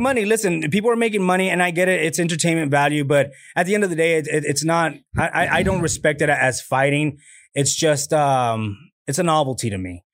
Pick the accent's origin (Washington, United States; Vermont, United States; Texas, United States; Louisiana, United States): Texas, United States; Laredo; moved away as an adult; now in Austin, United States; my hometown, Laredo